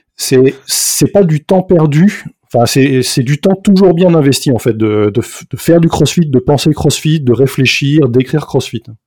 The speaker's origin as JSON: {"language": "French", "country": "France", "moved": "yes", "lives_now": "Belgium", "said": "je suis français, donc là, actuellement je vis en, Belgique"}